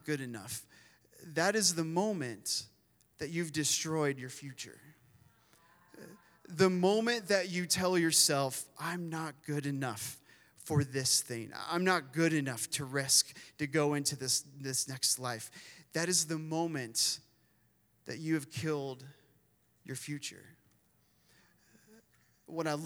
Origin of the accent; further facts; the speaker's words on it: Midwest, United States; moved away; I grew up in the Midwest. I grew up working on farms and working with corn